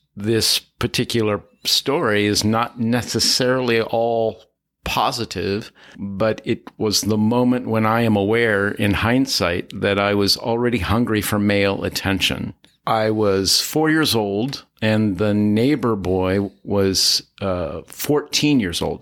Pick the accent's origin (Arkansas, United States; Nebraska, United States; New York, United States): Nebraska, United States; Pender; moved away as an adult; also born or lived in Pittsburgh / Los Angeles / Lincoln; now in Altadena, United States; We were in a small village in northeast Nebraska where I was being raised